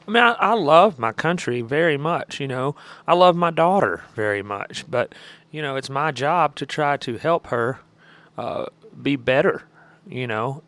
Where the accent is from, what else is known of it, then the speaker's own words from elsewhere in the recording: Alabama, United States; I was from Alabama